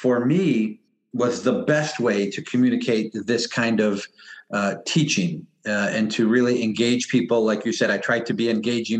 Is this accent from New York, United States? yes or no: yes; Niagara Falls, New York, United States; I grew up in Niagara Falls, so a bit removed from the reservation